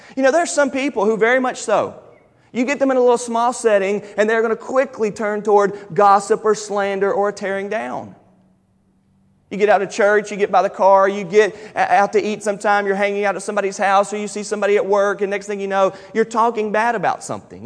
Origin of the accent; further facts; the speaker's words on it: United States; I'm American and I'm a Fairdelian